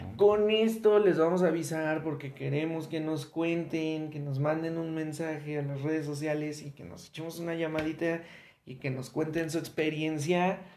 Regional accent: Mexico; como mexicanos

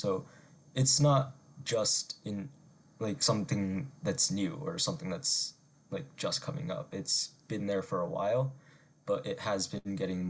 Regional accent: Manlius, New York, United States; I'm from Manlius, New York.

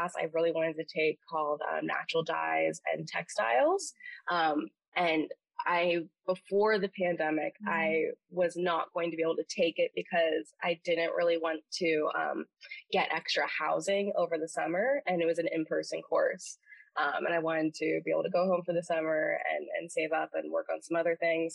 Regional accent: Vero Beach, Florida, United States; moved away as an adult; also born or lived in St. Augustine, Florida; I'm from Vero Beach, Florida

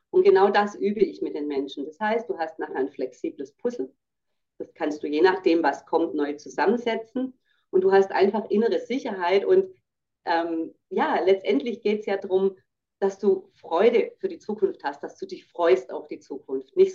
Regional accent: Baden-Württemberg, Germany; ich sage auch, ich bin ja Schwäbin, wir sagen rum zu doktern

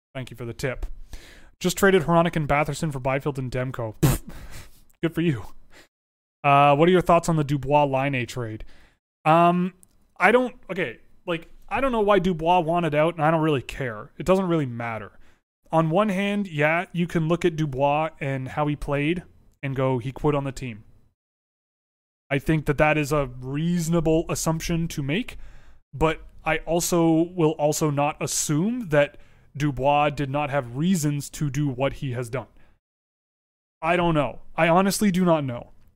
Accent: Toronto, Ontario, Canada; I was born and raised in Toronto.

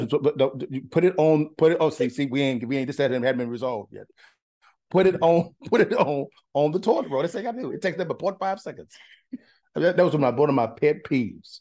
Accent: Huntington, Texas, United States; moved away; also born or lived in Dallas, Texas; I'm from East Texas, Lufkin, Nacogdoches, Huntington, Huntington, Texas

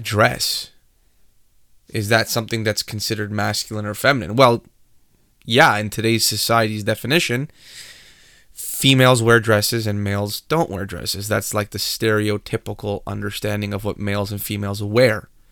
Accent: Canada; we are Canadian

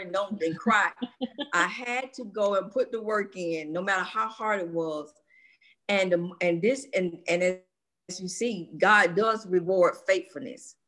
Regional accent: Atlanta, Georgia, United States; born and raised in Atlanta, Georgia

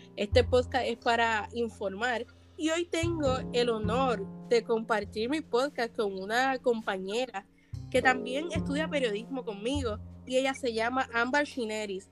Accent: Puerto Rico; pudimos pasar una dificultad como puertorriqueños

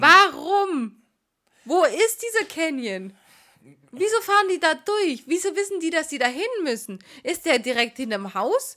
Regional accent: Swabia, Baden-Württemberg, Germany; accent: Swabian; unsere schwäbische Ausdrucksweise

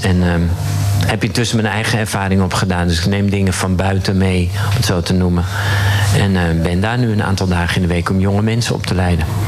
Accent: Zaanstreek, North Holland, Netherlands; Ik ben een uh, jongen uit de Zaanstreek. Daar ben ik geboren.

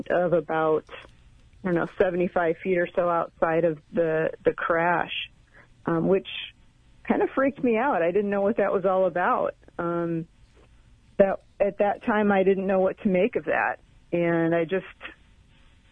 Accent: Colorado, United States; my hometown in Colorado

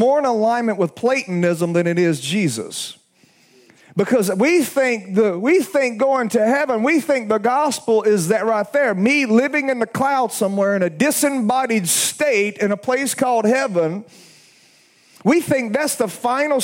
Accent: Alabama, United States; I'm from Alabama

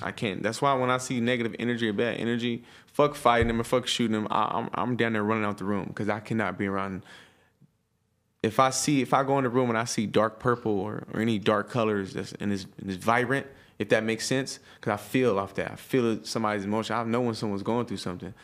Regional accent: Stockton, California, United States; I'm from Stockton, it's not millions of black people

